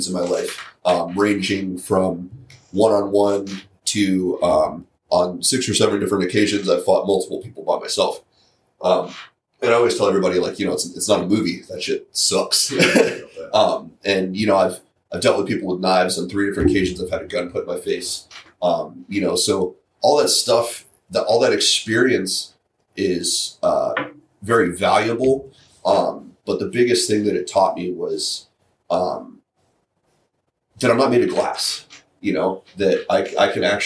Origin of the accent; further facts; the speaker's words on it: St. Petersburg, Florida, United States; I'm from St. Pete